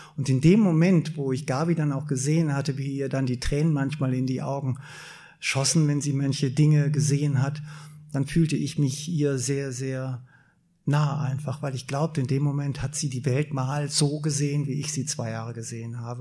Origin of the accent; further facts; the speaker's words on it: Germany; als Deutscher